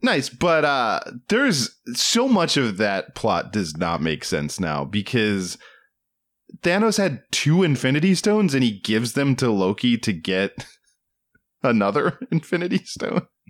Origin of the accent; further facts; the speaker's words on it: East Coast, United States; moved away; I am from the East Coast